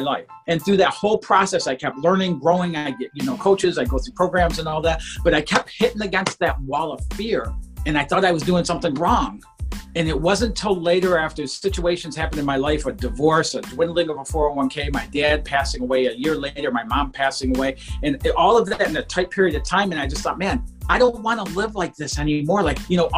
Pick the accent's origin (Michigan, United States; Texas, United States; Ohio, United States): Michigan, United States; Detroit; I grew up outside of Detroit, Michigan, in a very low-income, blue-collar family